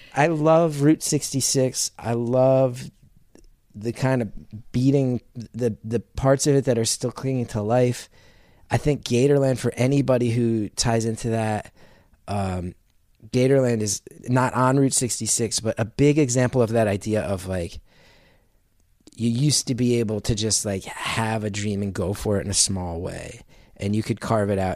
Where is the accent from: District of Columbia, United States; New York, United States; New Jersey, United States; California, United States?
New Jersey, United States; Essex County; born or raised there